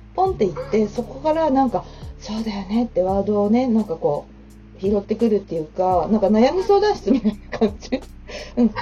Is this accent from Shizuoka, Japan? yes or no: yes; Numazu, Shizuoka, Japan; 私もね、沼津出身